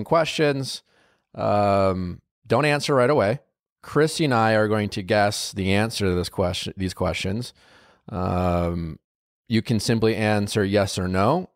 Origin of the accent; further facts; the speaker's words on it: Wisconsin, United States; I'm from Wisconsin, but I took shop class in high school